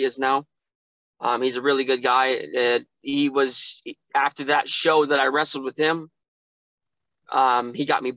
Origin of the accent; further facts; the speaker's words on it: Montana, United States; moved away; also born or lived in Erie, Pennsylvania; I was born and raised in Montana